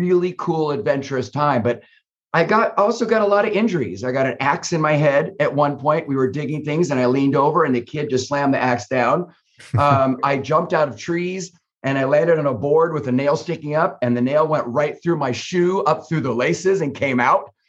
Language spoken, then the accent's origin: English; Northern California, United States; I grew up in Northern California along the coast